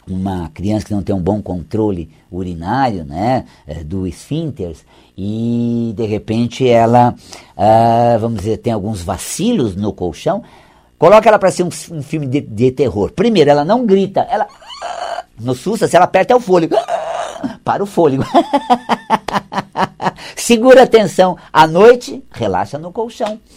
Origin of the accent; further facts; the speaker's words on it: Paraná, Brazil; Eu sou do interior do Paraná, né?